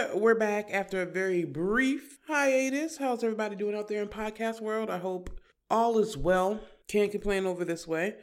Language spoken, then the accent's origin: English; Virginia, United States; We're from Virginia